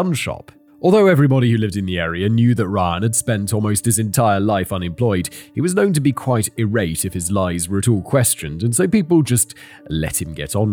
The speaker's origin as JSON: {"language": "English", "country": "United Kingdom", "said": "I'm British myself"}